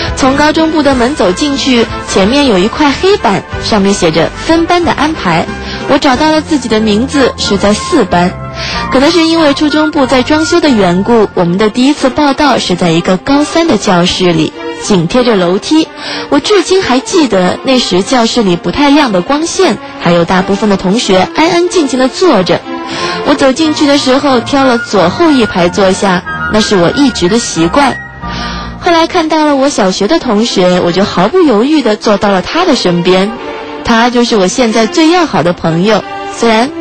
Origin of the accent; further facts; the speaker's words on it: Shanghai, China; 作为土生土长的上海人